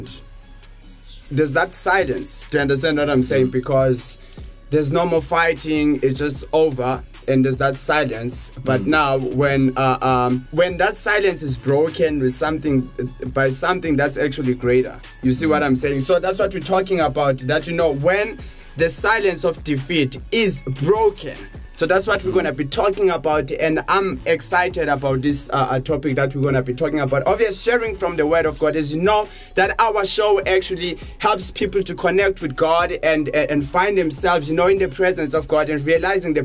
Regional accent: Johannesburg, Gauteng, South Africa; You find us in Johannesburg. That's where we are all the time. I was actually born here.

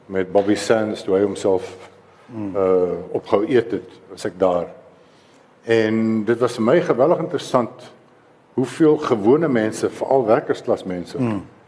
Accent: Free State, South Africa; ek is 'n vrystater

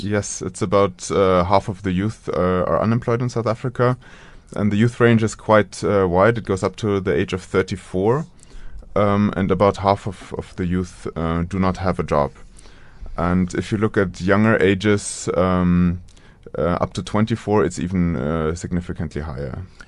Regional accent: Munich, Bavaria, Germany; moved away; also born or lived in United States; around Munich, so in a suburb of Munich

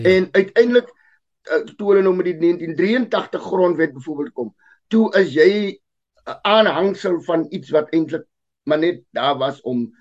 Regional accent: South Africa; ek is gebore in die land, ek is deel van Afrika ek is deel van Suid-Afrika

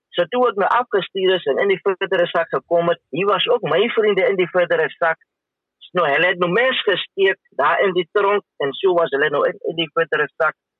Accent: Windhoek, Khomas, Namibia; ek is gebore in Windhoek en ek het as alleen kind groot geword.

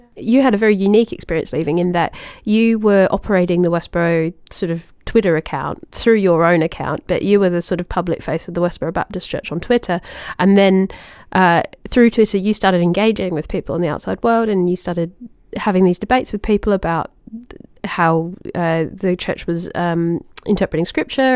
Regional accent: Australia; little kid in Australia

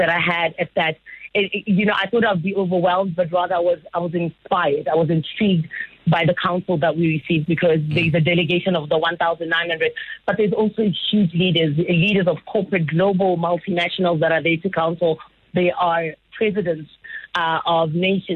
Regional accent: Phalaborwa, Limpopo, South Africa; I grew up in Palabora and from a township in Namakhale as well.

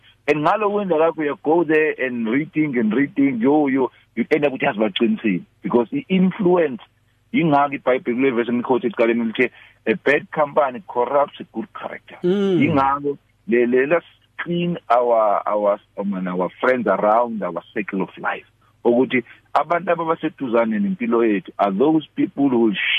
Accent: Peckham, London, United Kingdom; No, I'm from Peckham.

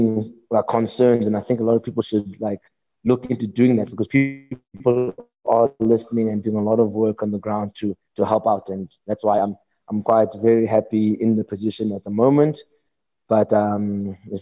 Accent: South Africa; South Africa, of course, my hometown

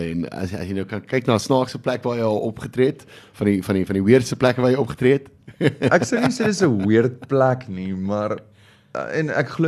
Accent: South Africa; ek dink dit is wat uitstaan van ons as Suid-Afrikaners

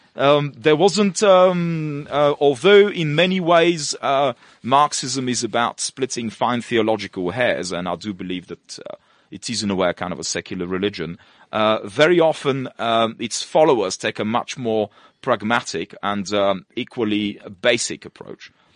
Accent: Russia; moved away; also born or lived in Bulgaria; originally born in Bulgaria, of uh, mixed Polish and uh, Turkish heritage, and uh, grew up in Russia, and uh, went to school there

